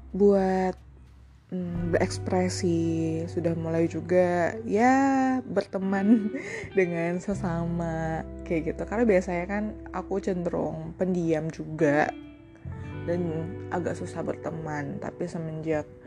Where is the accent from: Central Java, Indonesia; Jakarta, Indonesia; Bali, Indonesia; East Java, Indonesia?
Bali, Indonesia; di salah satu radio yang ada di daerahku di Bali